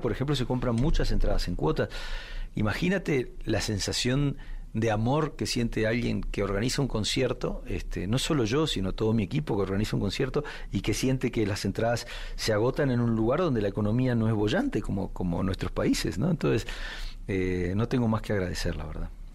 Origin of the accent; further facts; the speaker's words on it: Uruguay; Yo me, crié, en una casa con dos padres de orígenes muy diferentes. Mi padre nació en Alemania, este, como judío alemán, escapó de Alemania con cuatro años con sus padres en el 39 vivió en Bolivia un tiempo y entró como inmigrante en Uruguay, donde conoció a mi madre que ya venía de muchas generaciones de uruguayos